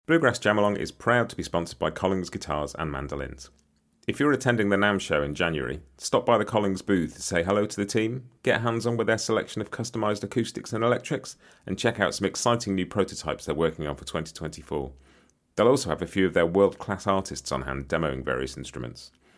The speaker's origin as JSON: {"language": "English", "country": "United Kingdom", "said": "as a Brit"}